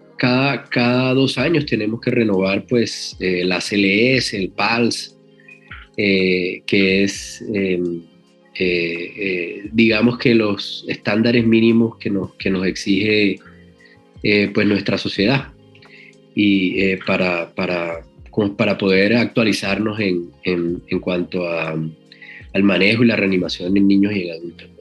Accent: El Banco, Magdalena, Colombia; also born or lived in Barranquilla; nací en el Banco Magdalena, pueblo del, del, del, Magdalena, muy, muy cerca a Santa Marta

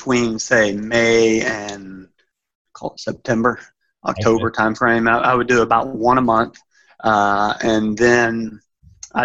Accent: Alabama, United States; moved away; my home state, Alabama

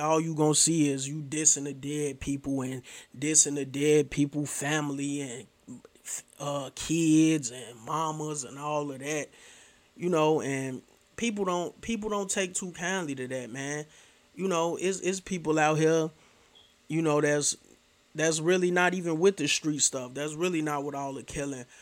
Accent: Chicago, Illinois, United States; I'm from Chicago

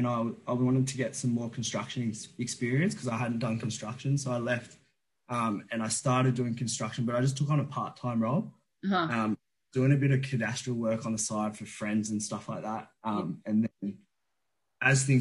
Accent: Blue Mountains, New South Wales, Australia; growing up in the Blue Mountains.

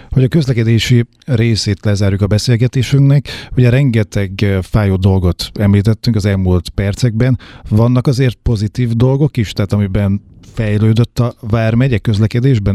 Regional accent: Nyíregyháza, Szabolcs-Szatmár-Bereg, Hungary; mint nyíregyházi lakosok

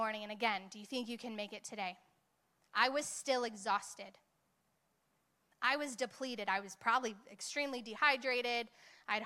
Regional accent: Hemet, California, United States; moved away; I am from Hemet. Love me. Love me some Hemet

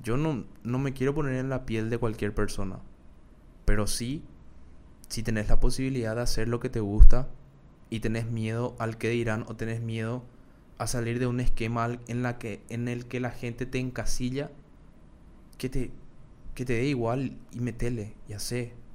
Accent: Paraguay; accent: Paraguayan; cómo habla la gente de Paraguay, que yo estoy orgulloso de, cómo hablo

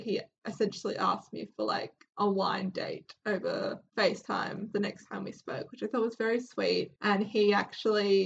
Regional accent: Australia; we're from Australia

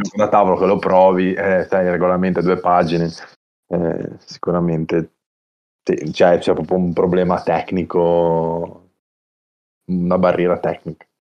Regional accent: Genoa, Liguria, Italy

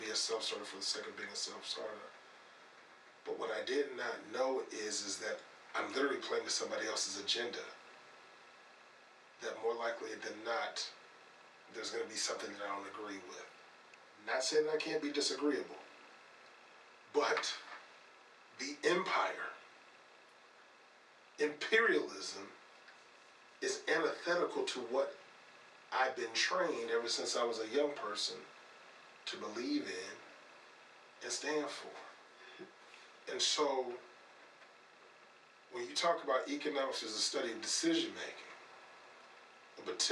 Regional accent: North Carolina, United States; now in Chicago, United States; I grew up middle class in North Carolina.

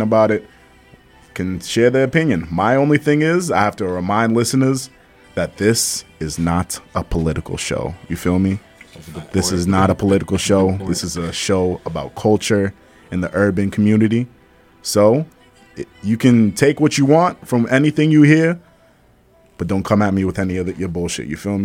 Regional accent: Malden, Massachusetts, United States; my hometown, Malden

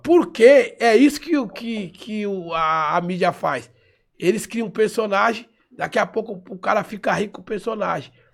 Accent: São Paulo, Brazil; eu sou paulistano, nasci em São Paulo

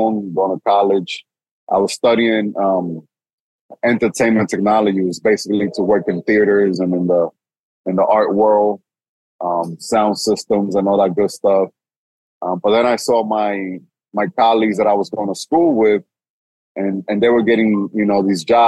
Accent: New York City, New York, United States; first language Spanish; English is a second language; also born or lived in Santiago, Dominican Republic; I grew up in Washington Heights

